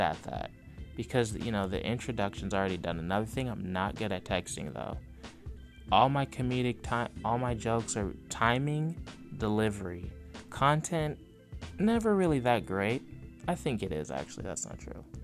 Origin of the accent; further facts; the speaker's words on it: California, United States; I'm from California